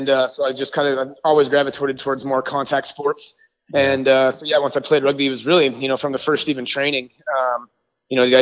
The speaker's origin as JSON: {"language": "English", "town": "Denver", "region": "Colorado", "country": "United States", "tie": "born or raised there", "said": "I'm from Denver, Colorado, born and raised"}